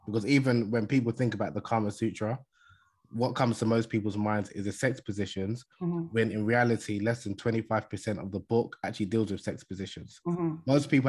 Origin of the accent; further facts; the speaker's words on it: Nigeria; I'm originally from Nigeria, as I mentioned in the beginning, mm-hmm. In West Africa.